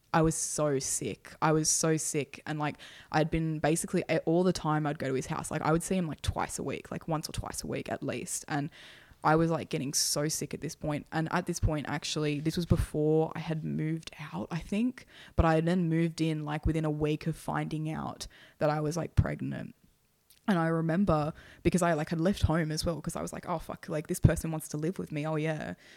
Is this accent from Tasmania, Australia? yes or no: no; Hornsby, New South Wales, Australia; I grew up again in housing. I lived in, you know, Hornsby at the time